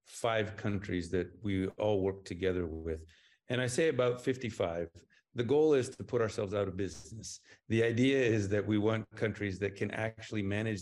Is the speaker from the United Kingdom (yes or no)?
no; Papua New Guinea; accent: American; moved away; also born or lived in United States; I was raised in Papua New Guinea, and then I was sent to the U.S. to become educated and civilized. Jury's still out on both. And along the way, I picked up an American accent.